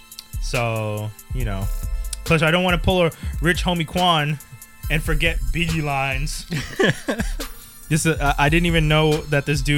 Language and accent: English; Montreal, Quebec, Canada; born or raised there